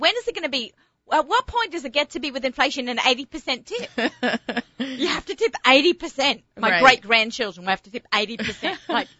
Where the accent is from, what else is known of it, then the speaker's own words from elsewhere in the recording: Australia; now in United States; being an Aussie and coming to America